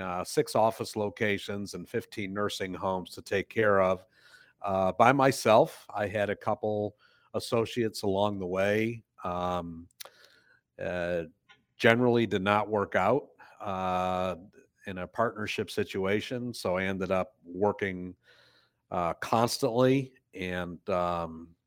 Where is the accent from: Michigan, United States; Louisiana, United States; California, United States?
Michigan, United States; Detroit; moved away as an adult; also born or lived in Ohio; I come from Detroit, Michigan. I was born and raised there and then moved to Ohio in 1980